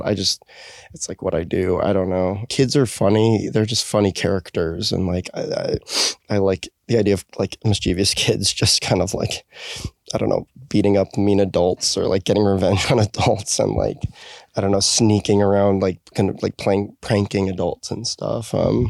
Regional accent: Park City, Utah, United States; now in Los Angeles, United States; I grew up in Park City, Utah, for the most part

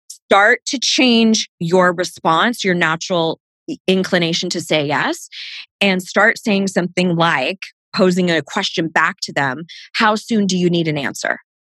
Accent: Southern California, United States; I grew up in Southern California

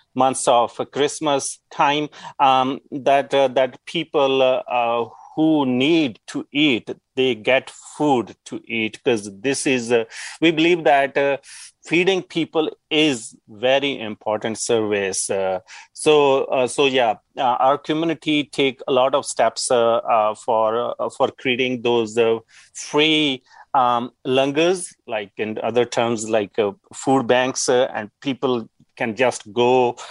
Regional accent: Punjab, India; moved away as an adult; now in Yukon, Canada; I grew up in Punjab

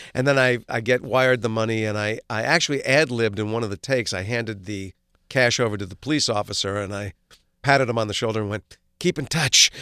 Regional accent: Livingston, New Jersey, United States; also born or lived in Maplewood, New Jersey; we moved from Maplewood, New Jersey to Livingston, New Jersey

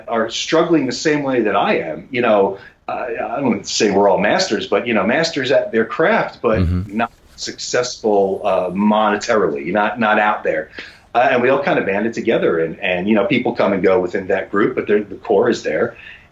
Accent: New York, United States; moved away as an adult; now in Los Angeles, United States; I was born and raised in New York. I'm a New Yorker

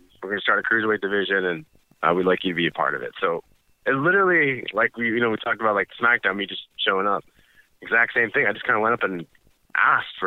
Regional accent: United States; I was born here in the States

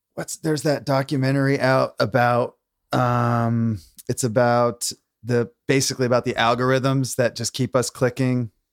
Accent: New London, Connecticut, United States; moved away as an adult; also born or lived in Maine; I grew up in Connecticut

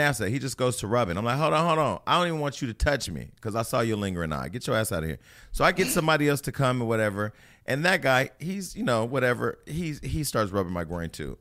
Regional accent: California, United States; I'm from California.

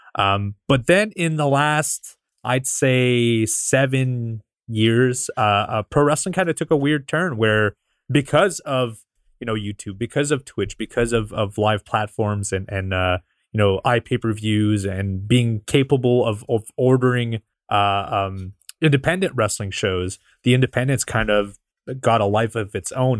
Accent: Canada; I'm from Canada

